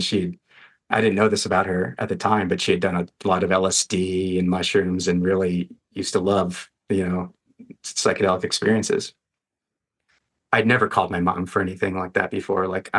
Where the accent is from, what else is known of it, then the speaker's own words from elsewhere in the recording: Western US, United States; I grew up in the Western US and wanted to kind of be back here.